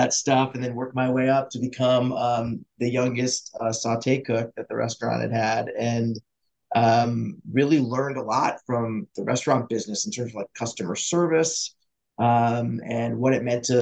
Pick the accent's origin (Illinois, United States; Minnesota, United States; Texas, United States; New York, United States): New York, United States; Buffalo; I grew up in Buffalo, New York, which is like a super blue-collar town